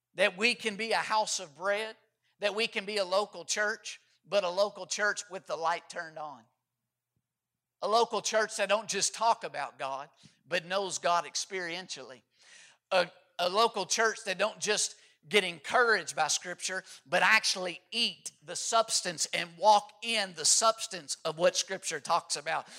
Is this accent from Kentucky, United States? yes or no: yes; Kentucky, United States; now in Georgia, United States; growing up in Kentucky